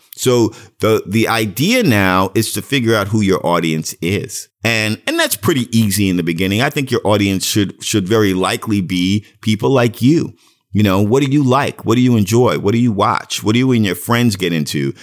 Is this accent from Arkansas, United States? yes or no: no; New York City, New York, United States; moved away; I was from Brooklyn